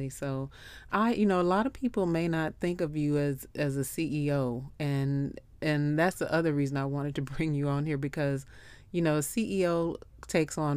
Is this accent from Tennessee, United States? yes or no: yes; Memphis, Tennessee, United States; I'm from Memphis, so you know